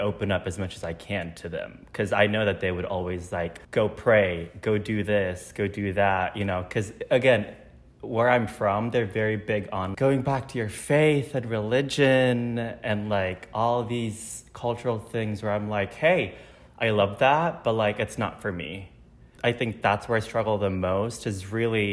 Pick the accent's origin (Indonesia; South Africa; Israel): Indonesia; moved away as an adult; now in Chicago, United States; I'm originally born and raised in Indonesia. And then I moved to Chicago in 2017 for college